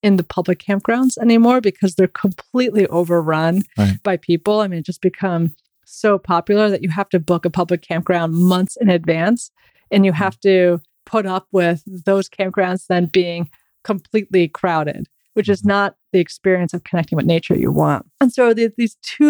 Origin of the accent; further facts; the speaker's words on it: New York, United States; as a New Yorker